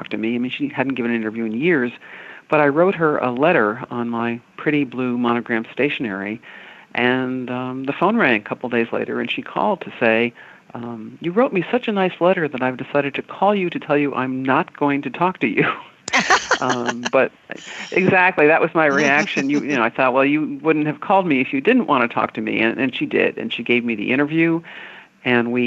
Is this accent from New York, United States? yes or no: yes; Rochester, New York, United States; I grew up in Rochester, New York